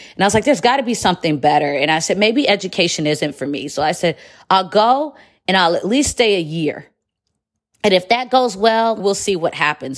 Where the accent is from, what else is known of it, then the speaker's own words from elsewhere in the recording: Detroit, Michigan, United States; moved away as an adult; also born or lived in Chicago, United States / Qatar; I'm from Metro Detroit